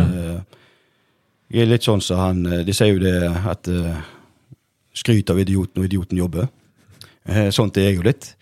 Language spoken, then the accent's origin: Norwegian; Norway; jeg vokste opp på Bleikmø